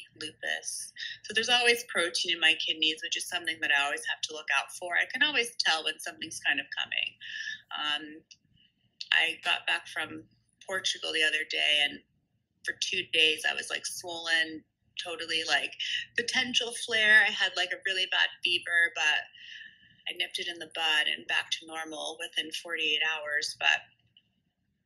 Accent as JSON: {"language": "English", "town": "Princeton", "region": "New Jersey", "country": "United States", "tie": "born or raised there", "said": "I grew up in Princeton, New Jersey"}